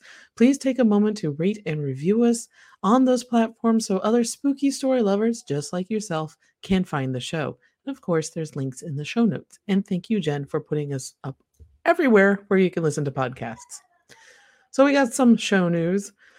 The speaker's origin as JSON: {"language": "English", "region": "Indiana", "country": "United States", "moved": "yes", "said": "my home state of Indiana"}